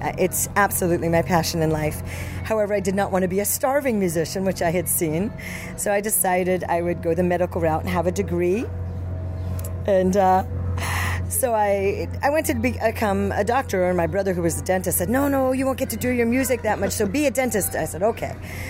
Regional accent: Miami, Florida, United States; So I started classical lessons with a wonderful teacher down in Miami. I was born in Miami.

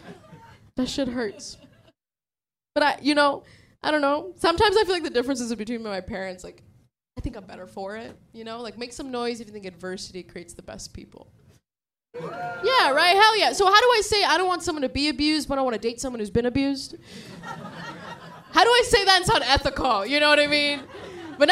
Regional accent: San Diego, California, United States; moved away as an adult; also born or lived in Sri Lanka; now in New York, United States; I grew up in San Diego.

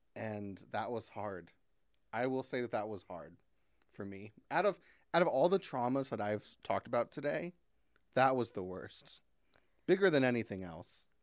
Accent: Christian County, Kentucky, United States; also born or lived in Fort Campbell, Kentucky; I was born in Fort Campbell, which is this army base that's in Kentucky.

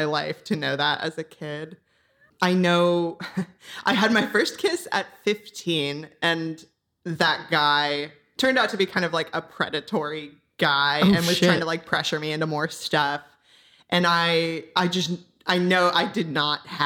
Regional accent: Orange County, Southern California, United States; now in Los Angeles, United States; I'm from Orange County in Southern California. So I've pretty much only ever been here.

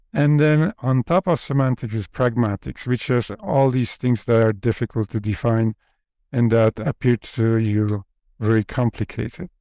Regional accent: Poland; first language Polish; English is a second language; moved away; English is not my first language. My first language is Polish.

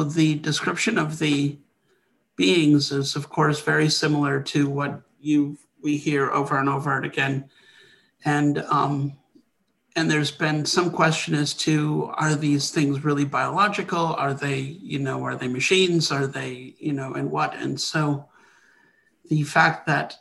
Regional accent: Wisconsin, United States; I grew up in Wisconsin

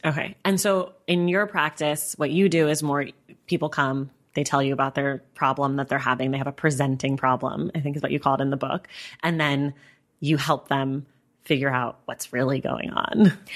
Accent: Northern California, United States; now in Los Angeles, United States; I'm from Northern California

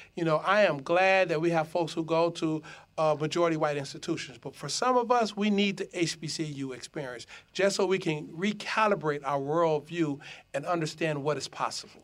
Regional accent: Detroit, Michigan, United States; I grew up in Detroit in the midst of the crack epidemic.

